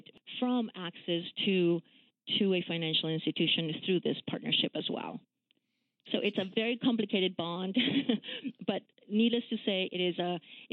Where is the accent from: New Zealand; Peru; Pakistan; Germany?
Peru; moved away as an adult; now in Washington, D.C., United States; I am actually an immigrant. I grew up in Peru when we were under a military dictatorship.